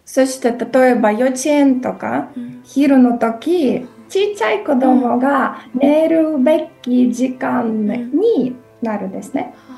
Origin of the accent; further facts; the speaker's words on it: Ukraine; ウクライナで生まれて